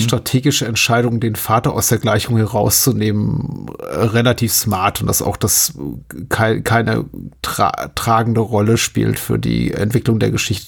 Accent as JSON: {"language": "German", "country": "Germany", "tie": "born or raised there"}